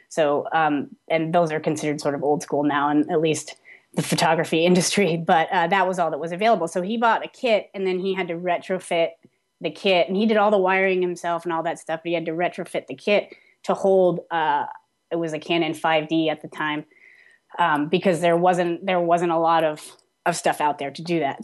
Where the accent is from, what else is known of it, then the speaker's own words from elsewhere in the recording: Vermont, United States; I grew up in Vermont